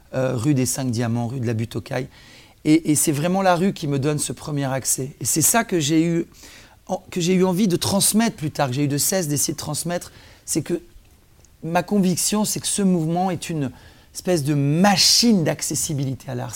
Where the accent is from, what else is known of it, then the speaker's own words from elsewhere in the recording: Provence-Alpes-Côte d'Azur, France; moved away as an adult; also born or lived in Nice / Antibes / Marseille; now in Paris, France; Je suis originaire du sud de la France. Je suis né à Nice, j'ai vécu à Antibes, Marseille. Et c'est en arrivant à Paris à l'âge de 20 ans